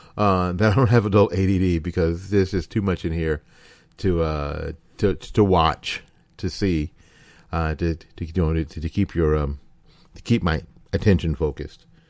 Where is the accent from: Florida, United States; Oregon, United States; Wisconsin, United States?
Florida, United States; my home state of Florida